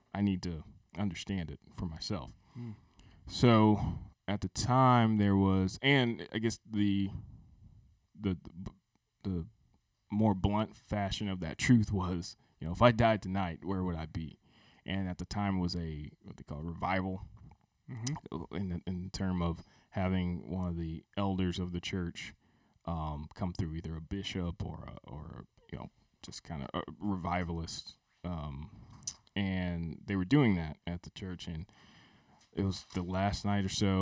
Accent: outside of New Orleans, Louisiana, United States; moved away; my growing up outside of New Orleans, but New Orleans is where my grandfather was from

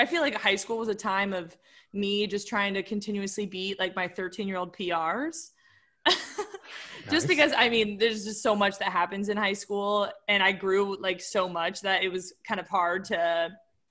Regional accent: Carlsbad, California, United States; I was like doing little running races in my hometown. I don't know if you guys are familiar with like the Carlsbad 5000

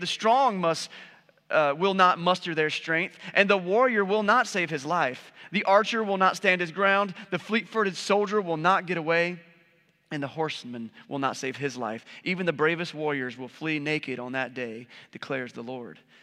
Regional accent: United States; we're capitalists and we're American

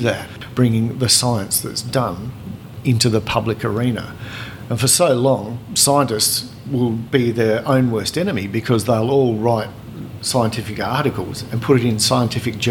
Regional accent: South Australia, Australia; I grew up in South Australia

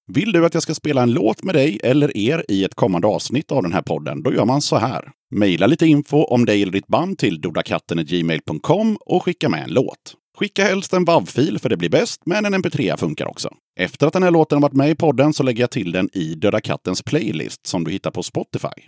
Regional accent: Tranås, Jönköping County, Sweden; moved away; also born or lived in Aneby; samma stad som jag är från, Tranås

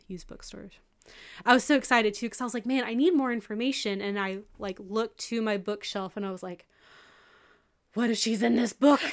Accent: McMinn County, East Tennessee, United States; McMinn County where we're from

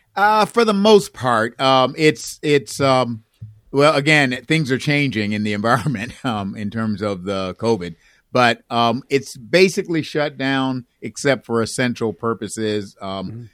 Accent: Buffalo, New York, United States; also born or lived in Chicago, Illinois / Maywood, Illinois; now in Raleigh, United States; We moved from there when I was about 3 mm-hmm. and went and moved. They took a church in Buffalo

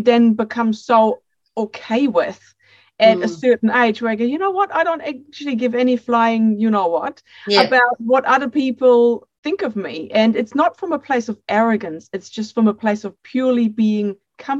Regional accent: Germany; accent: a little bit of a mix; English is a second language; moved away as an adult; now in New Zealand; I'm born and bred in Germany, and I moved to New Zealand when I was 25

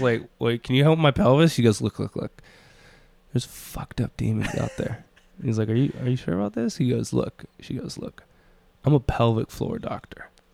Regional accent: Minneapolis, Minnesota, United States; I'm from Minneapolis

